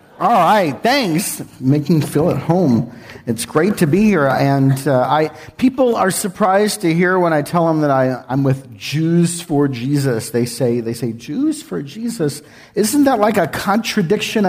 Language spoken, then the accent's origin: English; San Antonio, Texas, United States; moved away; I was born and raised in San Antonio